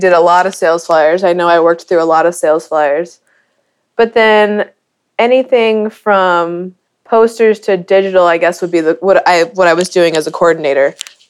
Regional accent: Midwest, United States; also born or lived in Dallas; now in Kansas City, United States; So it was more of growing up in the Midwest, I kind of moved to Dallas on a whim, not knowing what I was getting myself into.

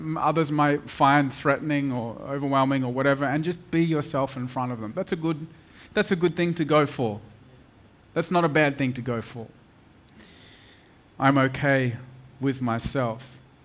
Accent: Perth, Western Australia, Australia; moved away as an adult; now in Mumbai, India; I come from Perth, a little city of 2 million people, little Perth boy

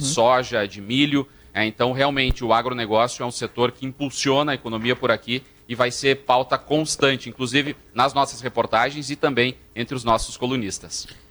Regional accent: Passo Fundo, Rio Grande do Sul, Brazil; Sou de Passo Fundo, sou natural daqui, nascido em Passo Fundo.

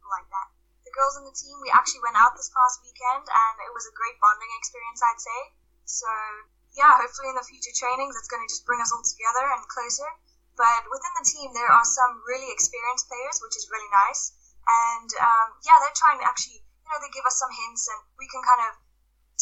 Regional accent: South Africa; now in Edinburgh, United Kingdom; my hometown in South Africa when I was around 13.

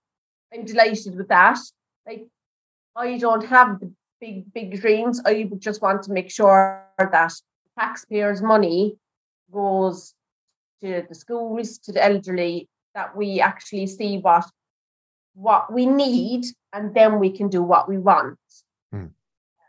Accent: Alvesta, Kronoberg County, Sweden; the area where I grew up in Alvesta

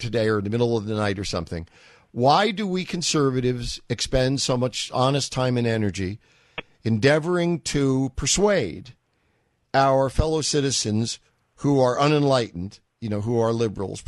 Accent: New York, United States; I grew up in New York.

